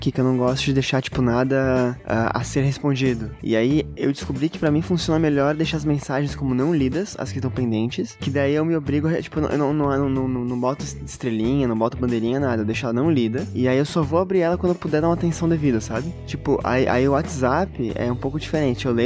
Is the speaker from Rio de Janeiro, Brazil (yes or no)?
no; Curitiba, Paraná, Brazil; accent: Curitiba; eu queria recuperar o meu, o meu sotaque de Curitiba, cara, que eu adorava ele.